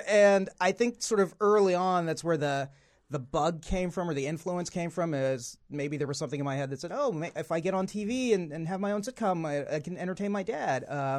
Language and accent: English; Dallas, Texas, United States; I grew up in Dallas, Texas my whole life.